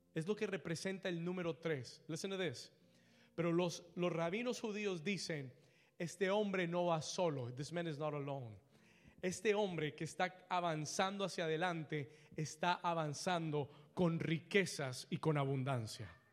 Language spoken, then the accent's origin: Spanish; Colombia; Yo soy colombiano